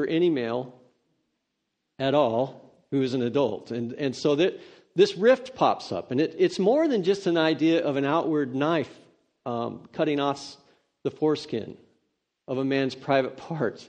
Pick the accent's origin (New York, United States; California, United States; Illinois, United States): California, United States; Redding; I grew up in Redding, California